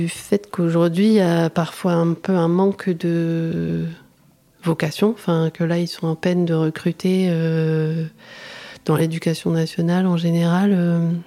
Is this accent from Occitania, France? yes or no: no; Arras, Hauts-de-France, France; born there; Euh, moi je suis née sur Arras